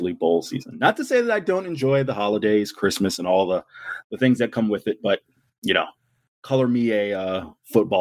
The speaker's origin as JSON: {"language": "English", "town": "Tampa", "region": "Florida", "country": "United States", "tie": "born or raised there", "said": "growing up in Tampa"}